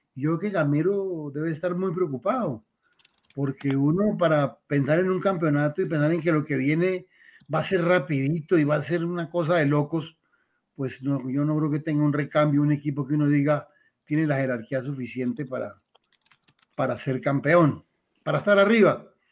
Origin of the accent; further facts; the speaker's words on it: Tuluá, Valle del Cauca, Colombia; Yo soy de Tuluá, del Valle del Cauca, y el Cali estuvo muy cerca porque viví en el Ingenio San Carlos